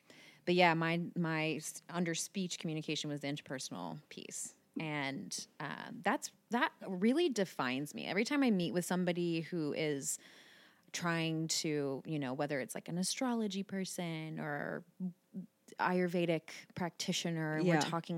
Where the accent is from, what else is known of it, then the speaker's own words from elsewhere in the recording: Terrace Park, Ohio, United States; I grew up in Terrace Park.